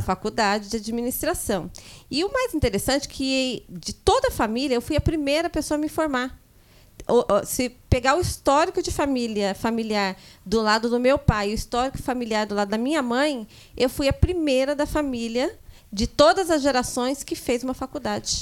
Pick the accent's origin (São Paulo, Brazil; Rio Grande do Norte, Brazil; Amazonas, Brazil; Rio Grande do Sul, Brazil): São Paulo, Brazil; São José dos Campos; nasci em São Paulo e viemos para São José dos Campos ainda pequena, é, com cinco anos de idade. E com ao longo do tempo a gente foi crescendo num bairro daqui de São José dos Campos, zona leste de São José dos Campos